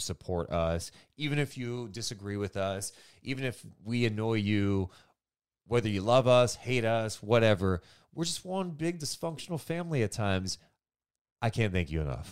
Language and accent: English; Sacramento, California, United States; my hometown